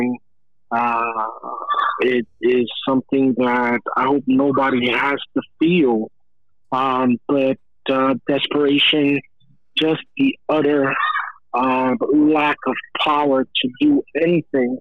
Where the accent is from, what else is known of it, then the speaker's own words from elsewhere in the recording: United States; I am American born of Cuban parents, so you can say I'm American made with Cuban